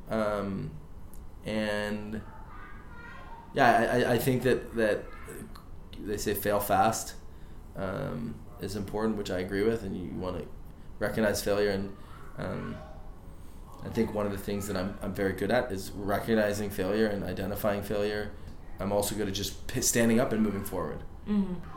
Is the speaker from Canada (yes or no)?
yes; Canada; I'm, I'm a Canadian. I have a deep network in Vancouver.